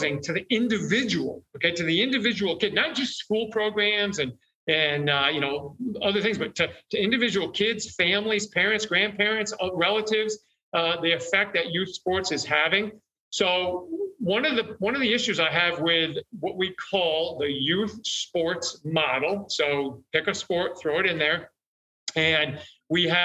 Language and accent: English; New York, United States; I'm from New York